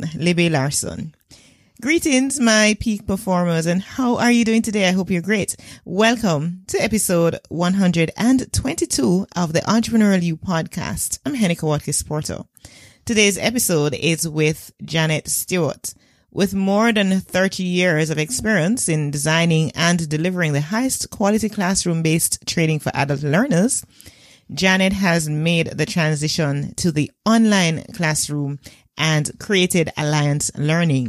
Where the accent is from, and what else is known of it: Jamaica